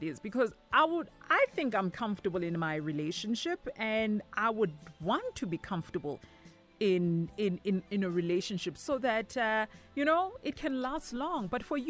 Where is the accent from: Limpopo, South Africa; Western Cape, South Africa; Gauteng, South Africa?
Gauteng, South Africa; Soweto; I'm from DK